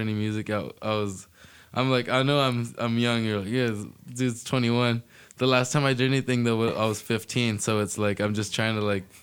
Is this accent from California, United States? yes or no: yes; Fallbrook, California, United States; also born or lived in Oceanside; born, pretty much raised in Fallbrook, still live there